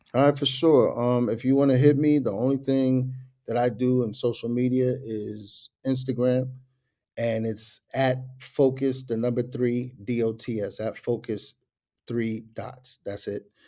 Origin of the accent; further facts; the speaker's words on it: New York, United States; I'm from New York